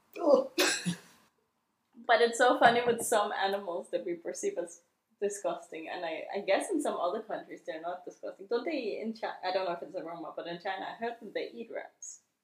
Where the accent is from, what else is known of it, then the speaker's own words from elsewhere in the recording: Denmark; the founder of Comit, and I'm from Denmark.